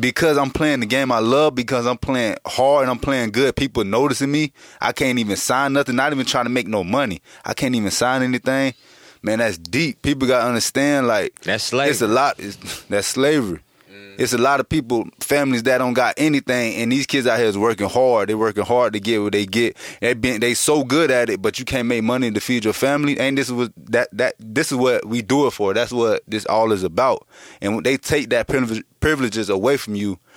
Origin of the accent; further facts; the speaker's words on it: Boynton Beach, Florida, United States; I'm from Boynton Beach